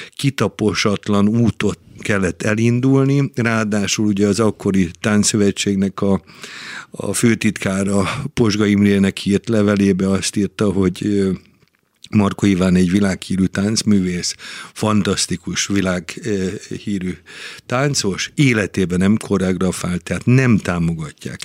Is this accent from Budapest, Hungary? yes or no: yes; Budapest, Hungary; moved away as an adult; now in Győr, Hungary; én Budapesten születtem, Budapesthez kötött minden, de én már ugye 50, vagy most már 43 éve vagyok a Győri Balett tagja